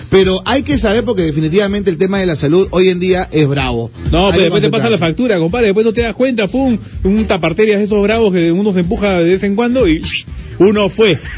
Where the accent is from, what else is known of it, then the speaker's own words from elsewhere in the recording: Peru; somos paneros los peruanos.